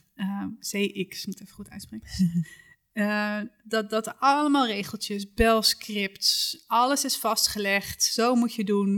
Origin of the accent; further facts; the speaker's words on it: Achterhoek, Gelderland, Netherlands; Ik kom uit de Achterhoek.